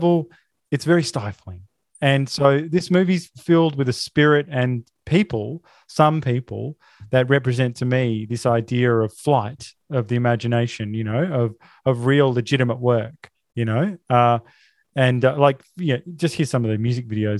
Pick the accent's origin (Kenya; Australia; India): Australia